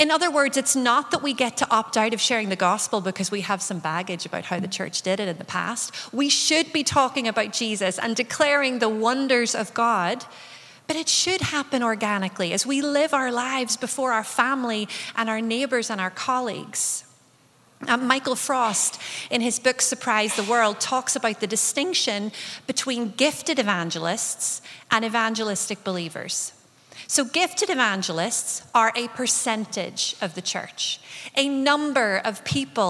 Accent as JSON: {"language": "English", "region": "Northern Ireland", "country": "United Kingdom", "tie": "born or raised there", "said": "growing up in Northern Ireland as a young person"}